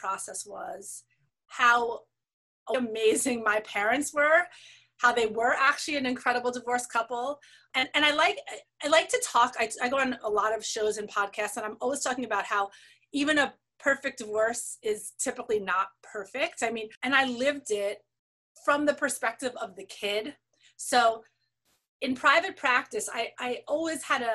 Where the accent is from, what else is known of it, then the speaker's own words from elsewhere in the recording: New York City, New York, United States; I grew up in New York City with parents who were very committed